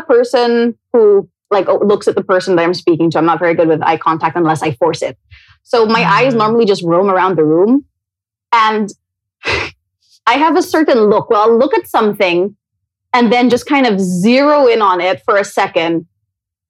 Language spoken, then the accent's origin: English; Cebu City, Central Visayas, Philippines; moved away as an adult; also born or lived in Manila; So I grew up in Cebu. I moved to Manila when I was 18